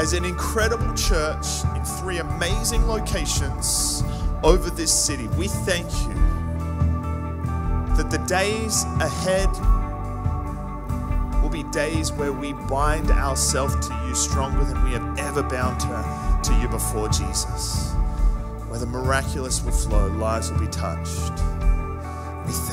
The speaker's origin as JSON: {"language": "English", "town": "Canberra", "region": "Australian Capital Territory", "country": "Australia", "moved": "yes", "lives_now": "Kingscliff, Australia", "said": "I'm originally from Canberra, so I do enjoy a bit of cold"}